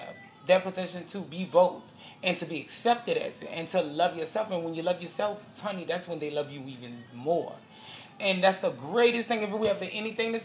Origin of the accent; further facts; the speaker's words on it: Avondale, Louisiana, United States; I was coming from Avondale, Louisiana